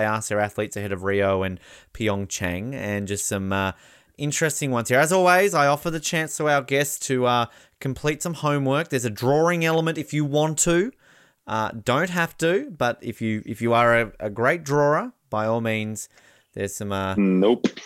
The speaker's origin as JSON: {"language": "English", "country": "Australia", "said": "I'm Australian"}